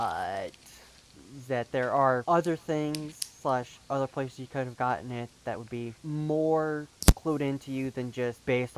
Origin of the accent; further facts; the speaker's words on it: North Carolina, United States; me growing up even as a straight person, bumfuck middle of North Carolina.